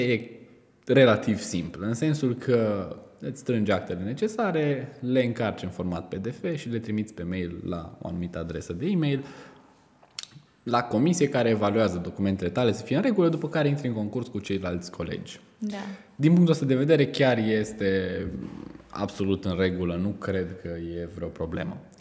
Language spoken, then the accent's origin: Romanian; Romania; ca și români